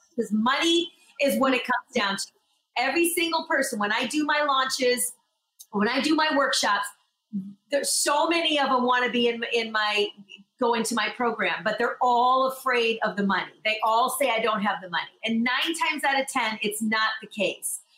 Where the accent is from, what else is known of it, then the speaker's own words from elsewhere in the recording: Michigan, United States; also born or lived in Los Angeles; now in New York, United States; I'm originally from Michigan and I lived in LA for 17 years, and then I'm here now